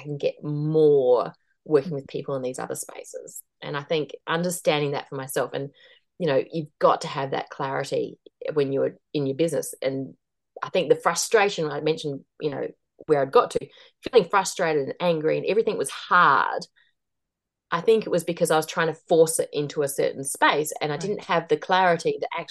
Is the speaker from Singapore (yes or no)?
no; Australia; moved away as an adult; also born or lived in Asia; now in New Zealand; I'm Australian, but I'd lived in New Zealand before and we were living in New Zealand again